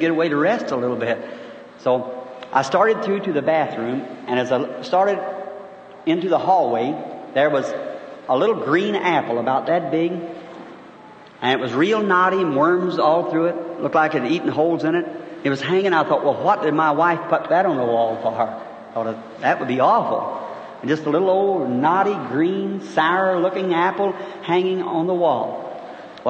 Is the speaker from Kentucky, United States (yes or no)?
yes; Kentucky, United States; now in Jeffersonville, United States; I was born in Kentucky